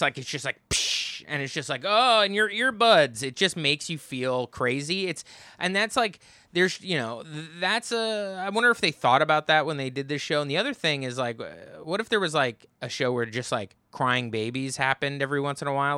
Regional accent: United States; I'm from the New York metropolitan area

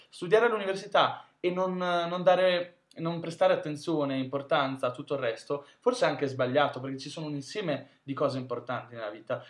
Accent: Ferrara, Emilia-Romagna, Italy; moved away as an adult; also born or lived in Milan; vengo da Ferrara, che in realtà è un paesino di provincia cioè di, dell'Emilia Romagna, vicino a Bologna

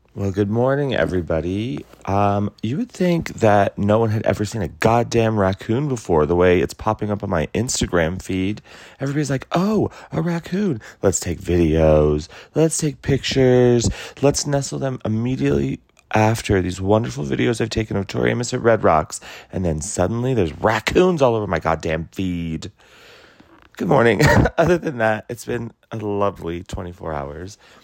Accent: New Mexico, United States; moved away; my home state, Albuquerque

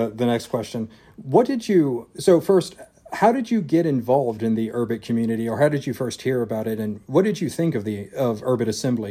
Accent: United States; accent: Arklatex; And I also am very glad that I lost my accent because the Arklatex accent is terrible.

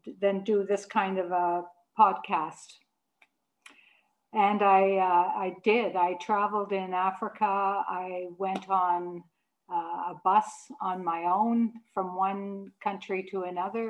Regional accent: Brampton, Ontario, Canada; I grew up in Brampton, just outside of Toronto.

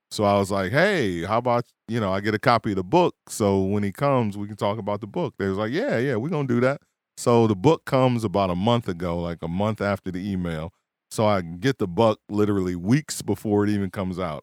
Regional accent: Milwaukee, Wisconsin, United States; where I was raised

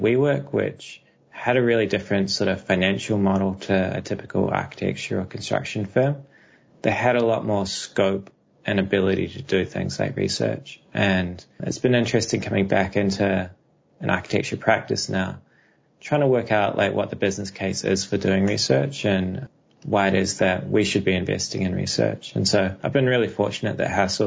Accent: New Zealand; accent: New Zealand; moved away as an adult; also born or lived in Australia / United States; I studied architecture back in New Zealand, which is where my accent comes from.

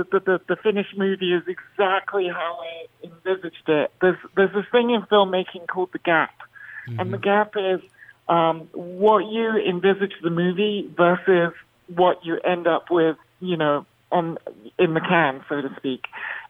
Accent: Bahrain; You know, I grew up in the Middle East in Bahrain, where I was in the minority.

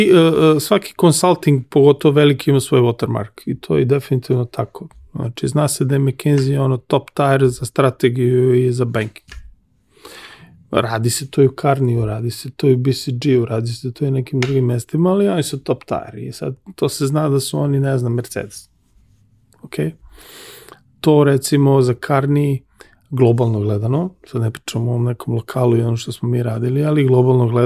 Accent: Serbia; ja sam konsultant koji je Srbin

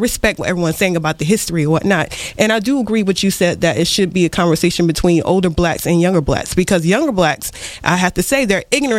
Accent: the South, United States; I'm from the South.

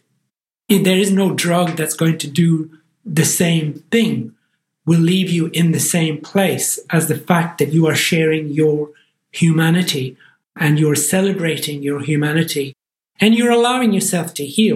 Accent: Ireland; accent: Irish; As you can tell from my accent, I'm from the Irish Republic, from Ireland

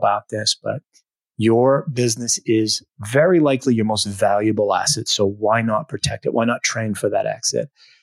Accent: New England, United States; I'm from New England

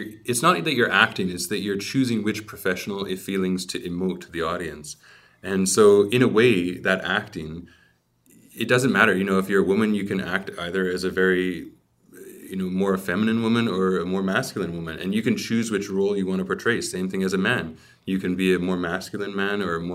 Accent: Vancouver, British Columbia, Canada; growing up in Vancouver, that's what my experience was

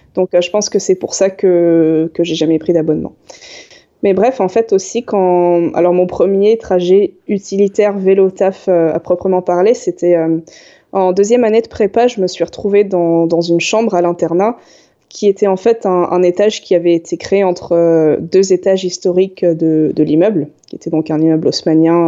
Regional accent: Yvelines, Île-de-France, France; moved away as an adult; also born or lived in Paris; now in Toulouse, France; je suis d'Île-de-France. Donc euh, j'ai grandi dans les, dans les Yvelines, donc j'ai vécu pendant 18 ans.

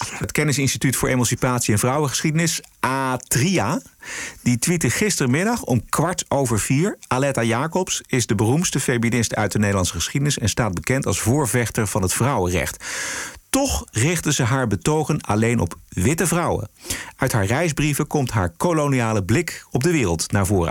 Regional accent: Abcoude, Utrecht, Netherlands; ik heb zelf mijn jeugd doorgebracht in Opkoude, onder de rook van Amsterdam.

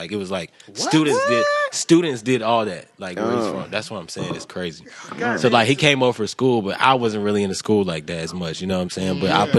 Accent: Brooklyn, New York, United States; born there; I was born here in Brooklyn.

